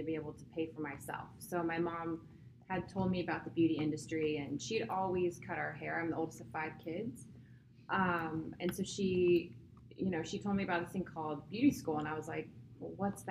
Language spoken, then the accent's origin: English; San Luis Obispo, California, United States; also born or lived in Oxnard, California; I was born in Oxnard, California, and raised in San Luis Obispo. So I am a California girl